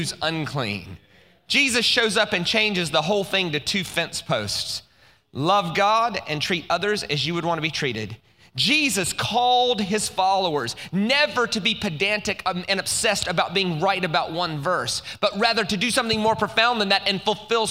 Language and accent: English; United States; I'm American